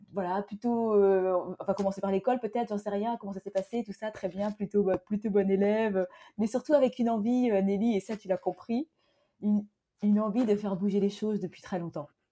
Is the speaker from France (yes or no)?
yes; Fontainebleau, Île-de-France, France; also born or lived in Hargeisa, Somaliland; je suis née à Fontainebleau, en Seine-et-Marne. Je suis originaire de Somalie alors euh, d'une ville, la capitale du Somaliland qui s'appelle Argesa.